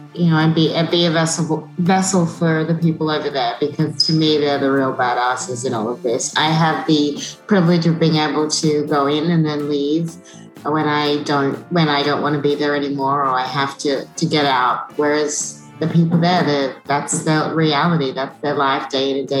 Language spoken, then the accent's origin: English; Australia; moved away; I grew up in Australia, which is where my family all still is